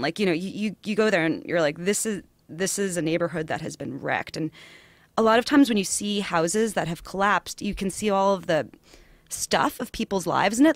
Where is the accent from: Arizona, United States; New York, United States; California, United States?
New York, United States; New York City; accent: New York; also born or lived in Far Rockaway; I'm from Queens originally